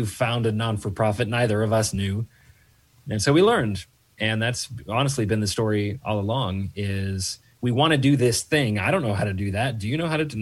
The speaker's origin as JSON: {"language": "English", "region": "Oregon", "country": "United States", "tie": "born or raised there", "also_born_or_lived": "Atlanta", "moved": "yes", "said": "I come from the West Coast. I grew up in Oregon"}